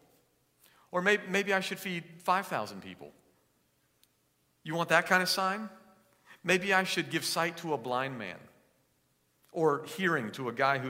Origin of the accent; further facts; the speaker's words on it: East Coast, United States; moved away; I grew up on the East Coast